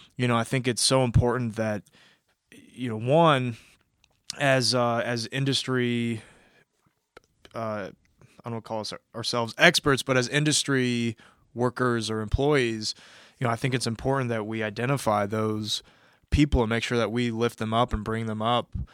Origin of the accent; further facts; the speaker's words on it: Kansas City, Missouri, United States; moved away as an adult; also born or lived in West Coast; I'm originally from Kansas City, Missouri